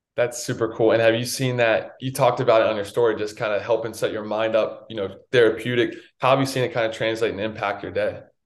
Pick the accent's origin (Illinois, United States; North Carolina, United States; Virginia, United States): North Carolina, United States; I grew up in North Carolina